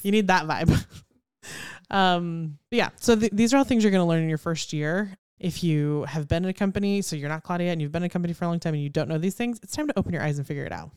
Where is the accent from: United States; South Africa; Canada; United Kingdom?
United States; Houston, Texas; growing up in Houston